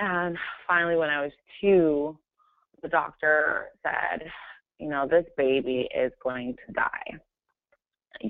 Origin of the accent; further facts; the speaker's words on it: California, United States; also born or lived in Brooklyn, New York; I was born in New York, in Brooklyn, New York. But I must say I'm definitely a California girl. I've spent most of my life being raised in California